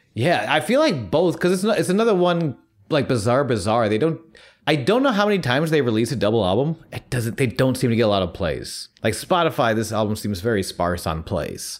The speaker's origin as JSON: {"language": "English", "country": "United States", "tie": "born or raised there", "said": "being surrounded by Christianity as we, you know, we have growing up in America"}